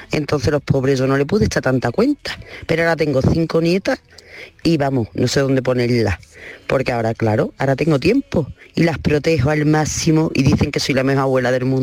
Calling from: Seville, Andalusia, Spain; de Sevilla.

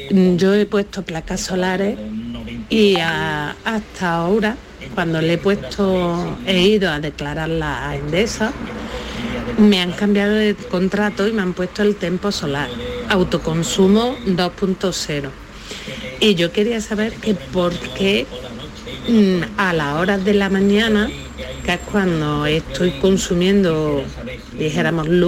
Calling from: Córdoba, Andalusia, Spain; Hola, buenos días. … de Córdoba.

